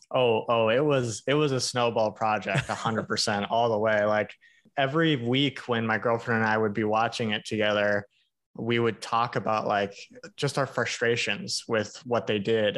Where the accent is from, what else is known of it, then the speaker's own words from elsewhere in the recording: Hawaii, United States; I grew up in Hawaii.